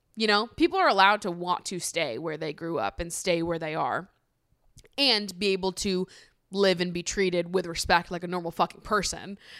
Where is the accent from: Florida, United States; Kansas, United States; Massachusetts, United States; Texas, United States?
Massachusetts, United States; now in New York, United States; I grew up in Massachusetts